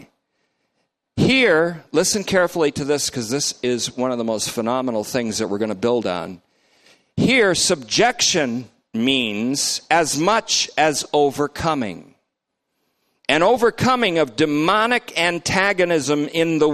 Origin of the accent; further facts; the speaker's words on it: Vermont, United States; my guys that I grew up with in Vermont